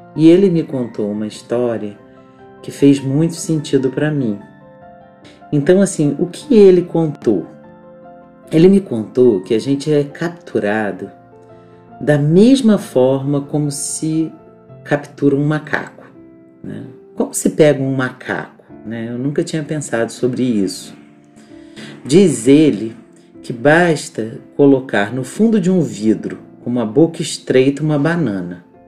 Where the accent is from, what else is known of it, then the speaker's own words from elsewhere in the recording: Petrópolis, Rio de Janeiro, Brazil; eu cresci numa rua, numa rua em Petrópolis, num bairro chamado Alto da Serra